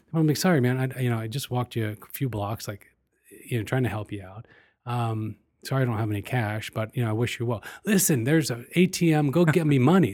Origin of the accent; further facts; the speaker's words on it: United States; as an American